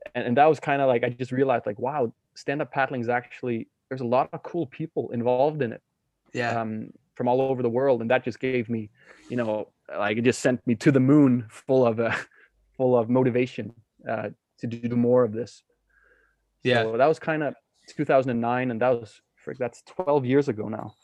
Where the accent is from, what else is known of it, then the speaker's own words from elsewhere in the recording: Denmark; I'm born and raised in Denmark, where um, I grew up as a kid on the west coast of Jutland